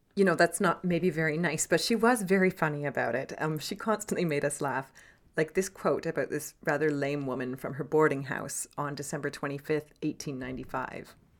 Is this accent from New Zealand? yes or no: no; Canada; We were raised in Canada